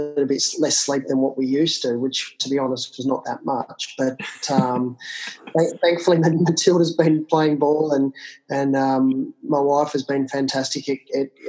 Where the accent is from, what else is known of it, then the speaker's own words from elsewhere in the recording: country Victoria, Australia; also born or lived in Canberra; I grew up in country Victoria, which is outside of Melbourne in the southern part of Australia.